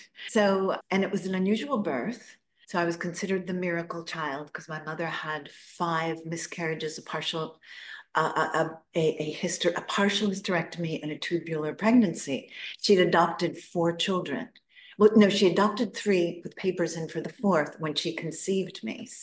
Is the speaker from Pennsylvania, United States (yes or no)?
no; Newton, Massachusetts, United States; I was born in Boston, Newton, Massachusetts